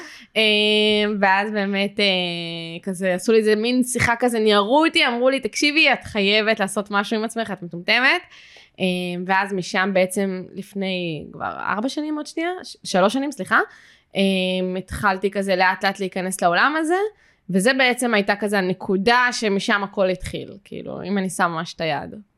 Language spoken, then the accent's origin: Hebrew; Jerusalem, Jerusalem District, Israel; moved away; אני במקור מירושלים